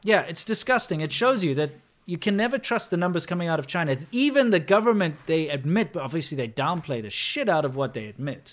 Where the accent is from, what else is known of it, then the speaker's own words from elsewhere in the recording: South Africa; I'm South African.